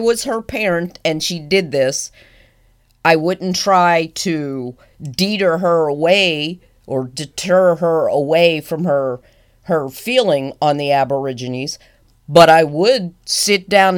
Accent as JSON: {"language": "English", "country": "United States", "said": "I'm an American"}